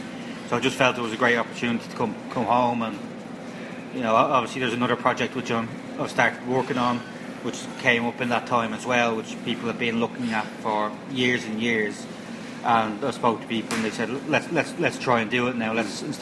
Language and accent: English; Dublin, Leinster, Ireland; moved away as an adult; also born or lived in Coventry; having lived in Dublin for all my life.